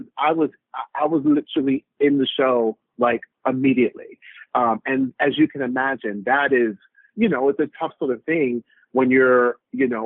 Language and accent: English; Orlando, Florida, United States; I grew up in Orlando, Florida